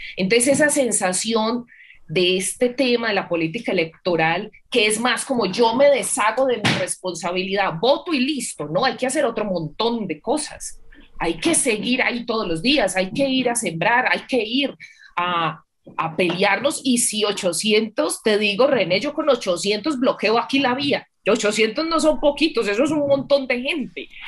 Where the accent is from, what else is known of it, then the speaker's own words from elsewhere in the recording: Antioquia, Colombia; mi pueblo tiene 8 mil habitantes